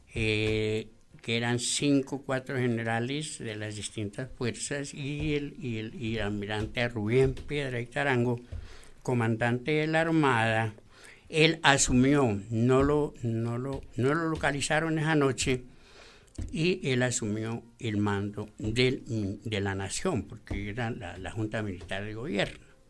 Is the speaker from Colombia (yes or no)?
yes; Mongua, Boyacá, Colombia; moved away; ese pueblito allá de Mongua, acá, mi patria chica, que yo la quiero mucho, porque allí nací, aprendí mis primeras letras